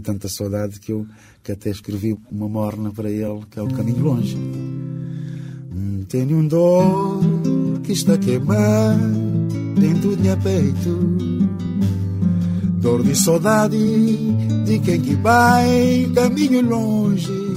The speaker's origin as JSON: {"language": "Portuguese", "country": "Cape Verde", "first_language": "Cape Verdean Creole", "second_language": "Portuguese", "moved": "yes", "lives_now": "Portugal"}